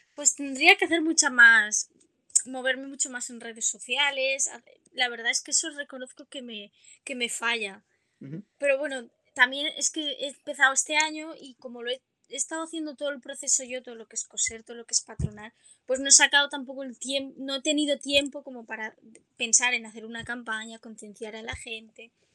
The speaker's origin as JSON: {"language": "Spanish", "town": "Oropesa del Mar", "region": "Valencian Community", "country": "Spain", "said": "yo soy de Castellón. Vale. Y bueno, y en mi pueblo, en Oropesa del Mar"}